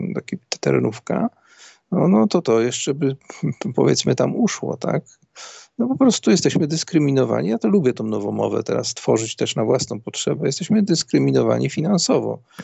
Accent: Szczecin, West Pomeranian Voivodeship, Poland; Jestem ze Szczecina

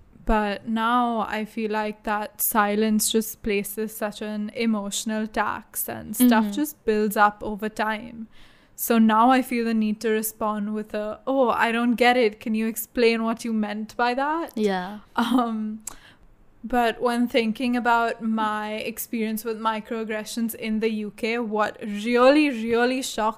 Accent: India; yeah, when I say Indian and someone says, oh, but you don't look exactly Indian

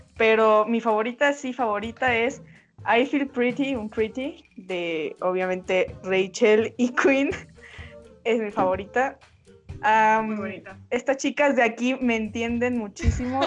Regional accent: Mexico; soy de México también.

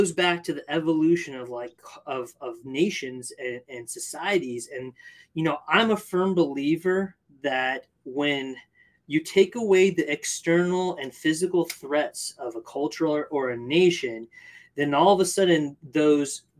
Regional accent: California, United States; I grew up in California

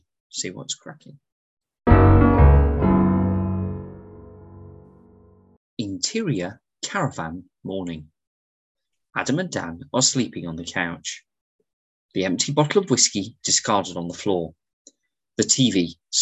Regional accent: England, United Kingdom; I'm English

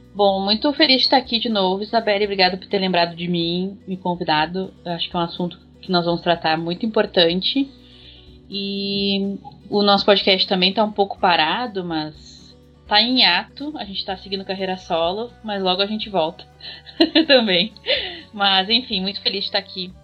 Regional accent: Rio Grande do Sul, Brazil; eu sou do Rio Grande do Sul

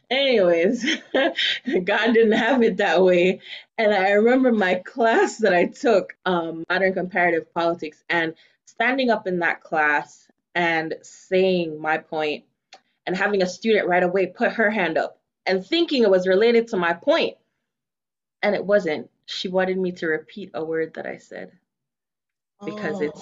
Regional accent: Jamaica; accent: Jamaican; now in United States; You know, I started speaking more of my Jamaican accent because of UndocuBlack.

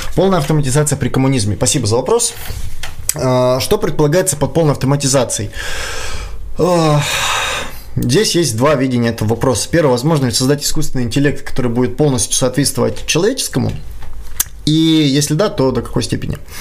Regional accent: Kyiv, Ukraine; moved away as an adult; now in Saint Petersburg, Russia; я сам из Украины, я сам из Киева

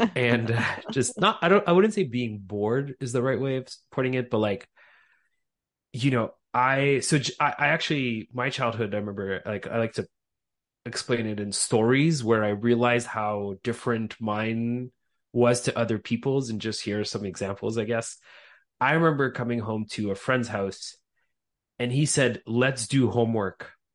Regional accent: Montreal, Quebec, Canada; moved away as an adult; also born or lived in Austria / Crimea; now in United States; I was born in Austria of, uh, Ukrainian parents. So both my parents are from Crimea. We speak Russian at home. And, uh, so I immigrated to, to Montreal, uh, Quebec when I was about a year, maybe two years old.

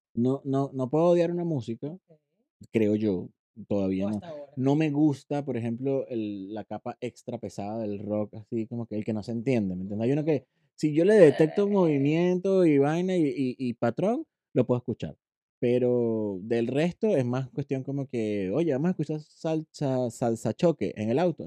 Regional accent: Puerto La Cruz, Anzoátegui, Venezuela; accent: caraqueño; moved away; also born or lived in Caracas, Venezuela / Puerto Píritu, Venezuela / Chile / Ecuador; me crié y soy oriental, puertocruzano, porque me crié entre Puerto La mm. Cruz y Puerto Píritu

